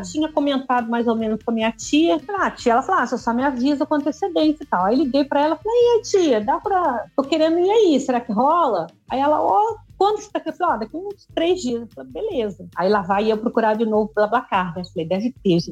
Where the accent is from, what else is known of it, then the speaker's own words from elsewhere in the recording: Resende, Rio de Janeiro, Brazil; moro aqui em Resende, nascido e criado em Resende